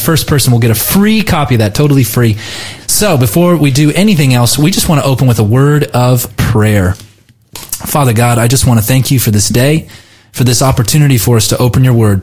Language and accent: English; United States